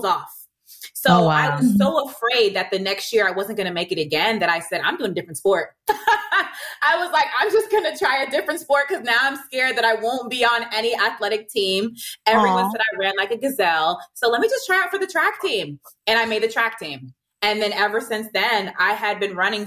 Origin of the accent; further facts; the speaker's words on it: Virginia Beach, Virginia, United States; first language English; moved away; I'm from Virginia Beach. I'm going home next month